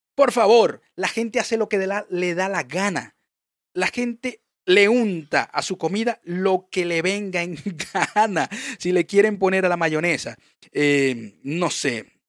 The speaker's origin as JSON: {"language": "Spanish", "country": "Venezuela", "said": "yo sé que soy venezolano"}